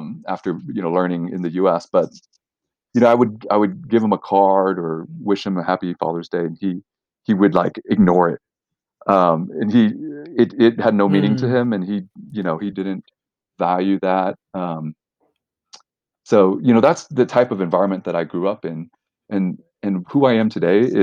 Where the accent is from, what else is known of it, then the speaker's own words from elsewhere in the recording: Houston, Texas, United States; we grew up in Houston